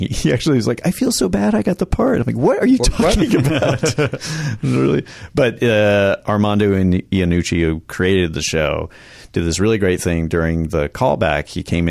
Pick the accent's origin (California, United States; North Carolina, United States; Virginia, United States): North Carolina, United States; Charlotte; North Carolina.